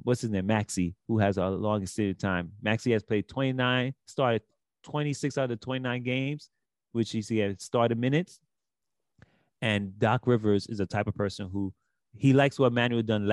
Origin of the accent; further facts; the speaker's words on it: New York City, New York, United States; I'm from Brooklyn, so we like to do our own thing, too.